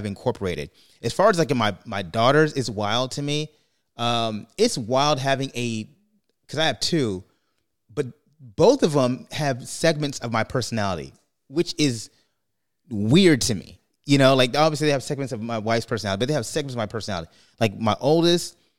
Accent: New York, United States; moved away; also born or lived in California; I grew up in New York

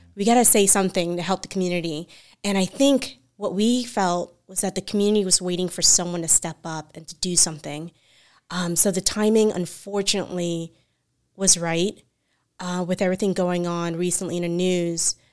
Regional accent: Central Florida, United States; I'm from Central Florida

